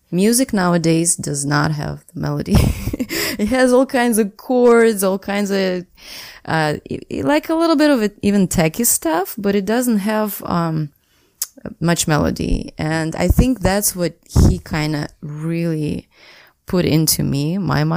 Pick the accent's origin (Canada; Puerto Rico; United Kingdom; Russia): Russia; Saint Petersburg; I was born and raised in St. Petersburg